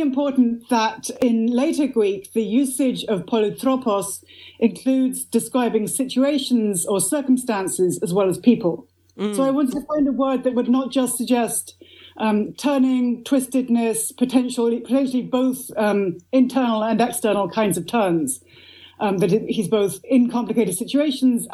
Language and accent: English; Oxford, South East England, United Kingdom; I grew up in Oxford, England.